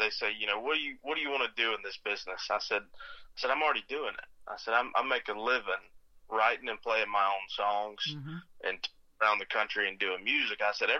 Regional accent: Cotton Valley, Louisiana, United States; also born or lived in Minden / Mississippi / Florida; So, yeah, I grew up, you know, I'm from Minden, Louisiana. Mm-hmm. That's where I was born. Cotton Valley, Louisiana is really where I spent a lot of my childhood, but we moved around a lot as I grew up, through Mississippi, Florida, and Louisiana

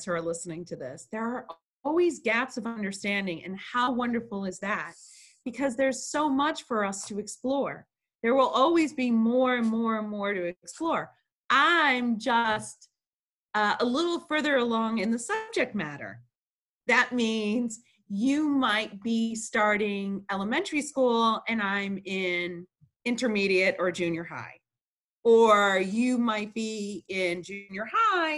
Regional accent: Chicago, Illinois, United States; I was born in Chicago, Illinois

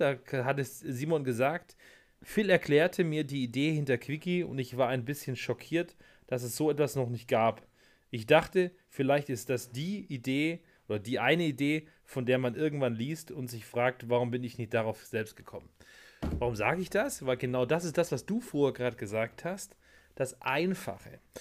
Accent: Germany; dass ich ein Deutscher bin

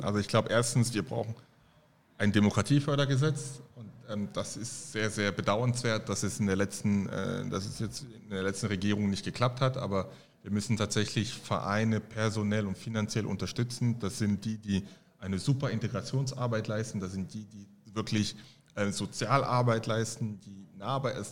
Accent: Halle, Saxony-Anhalt, Germany; also born or lived in Cameroon / Paris, France; now in Frankfurt, Germany; ich bin in Halle Saale aufgewachsen

